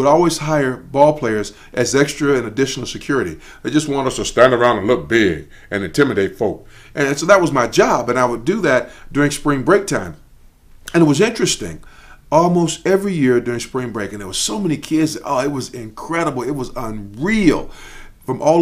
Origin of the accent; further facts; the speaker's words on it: Chicago, Illinois, United States; moved away as an adult; also born or lived in Daytona Beach, Florida; I'm from Chicago